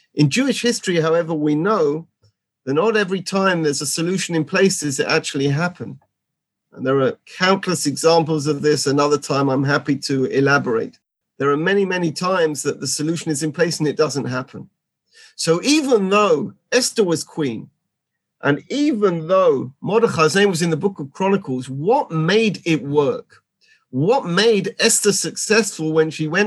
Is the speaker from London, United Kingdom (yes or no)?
yes; London, United Kingdom; moved away as an adult; now in Gush Etzion, Israel; I come from London, just outside London, Edgware. I've been in Israel for 30 years